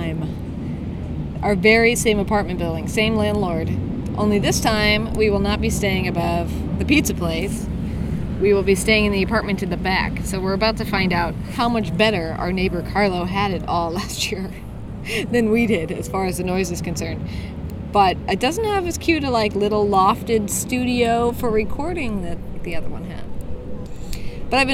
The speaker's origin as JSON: {"language": "English", "town": "Seattle", "region": "Washington", "country": "United States", "moved": "as an adult", "lives_now": "Rome, Italy", "said": "United States, Seattle"}